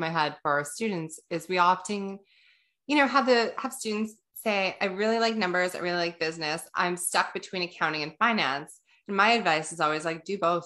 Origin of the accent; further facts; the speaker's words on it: Canada; we're Canadian